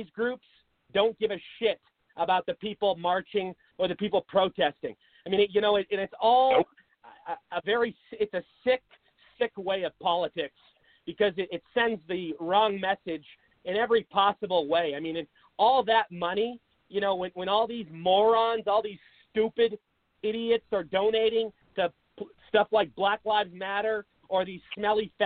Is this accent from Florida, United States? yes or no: no; Seattle, Washington, United States; moved away as an adult; now in Arizona, United States; I'm from Seattle.